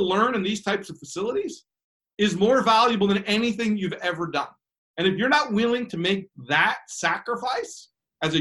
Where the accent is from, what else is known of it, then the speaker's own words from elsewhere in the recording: United States; I'm an American guy.